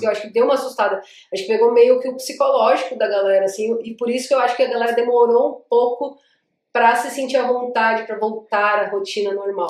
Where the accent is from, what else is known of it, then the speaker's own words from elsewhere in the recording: Iguape, São Paulo, Brazil; accent: Iguape / Vale do Ribeira accent, close to Paraná; moved away as an adult; now in São Paulo, Brazil; Eu sou de Iguape, natural de Iguape, nascida e criada caiçara